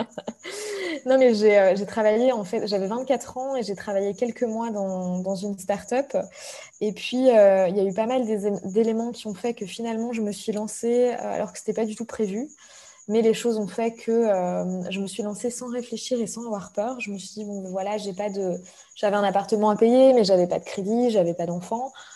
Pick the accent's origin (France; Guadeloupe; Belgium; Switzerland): Belgium; moved away as an adult; also born or lived in Brussels; je suis belge et je travaillais depuis Bruxelles.